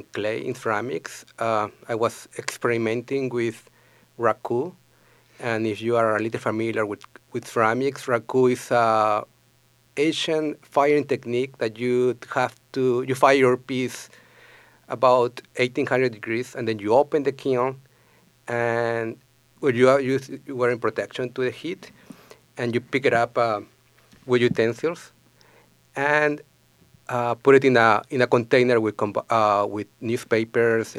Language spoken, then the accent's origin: English; Lima, Peru; moved away as an adult; also born or lived in Grand Forks, North Dakota; now in St. Paul, United States; I am originally from Peru